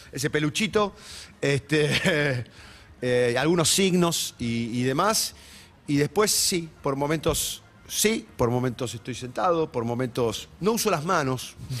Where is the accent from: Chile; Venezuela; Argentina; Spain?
Argentina; Ciudadela, Buenos Aires Province; also born or lived in Ramos Mejía; Yo soy de Ramos Mejía, pero hice primaria y secundaria en Ciudadela, entonces los arrabales del del, del fuerte, los conozco bien de chico